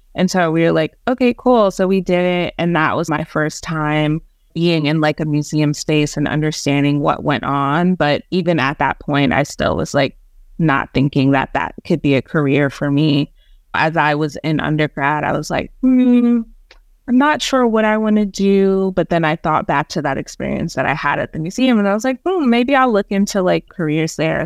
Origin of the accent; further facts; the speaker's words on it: New York City, New York, United States; also born or lived in Jamaica; Native New Yorker. Was born in Jamaica and migrated to New York City with my family